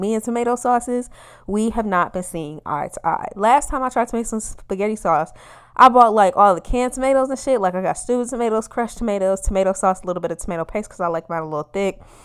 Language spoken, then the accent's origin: English; Midwest, United States; I'm a Midwesterner